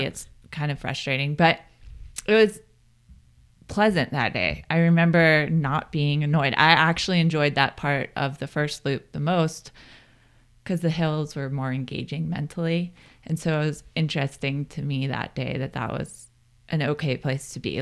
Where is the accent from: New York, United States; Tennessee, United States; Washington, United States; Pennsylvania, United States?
Pennsylvania, United States; moved away as an adult; also born or lived in Colorado Springs; now in Boulder, United States; I grew up in Pennsylvania, and I moved here in two thousand ten